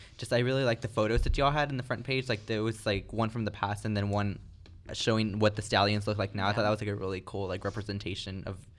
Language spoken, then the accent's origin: English; the Rio Grande Valley, Texas, United States; now in San Marcos, United States; I'm from the Valley